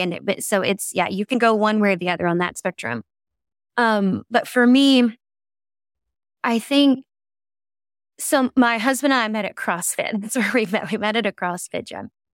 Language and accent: English; the South, United States; I grew up in the South